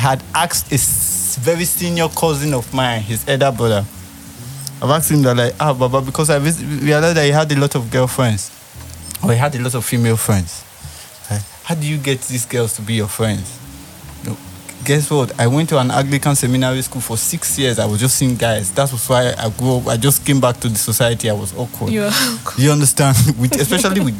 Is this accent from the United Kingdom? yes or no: no; Benin City, Edo, Nigeria; I grew up in Upper Sakumba in Benin.